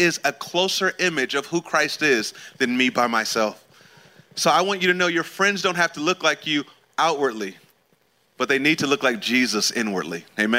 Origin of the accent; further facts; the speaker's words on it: California, United States; I'm from California originally.